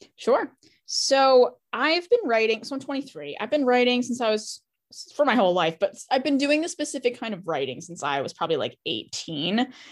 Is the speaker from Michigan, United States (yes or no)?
no; Boston, Massachusetts, United States; I'm from Boston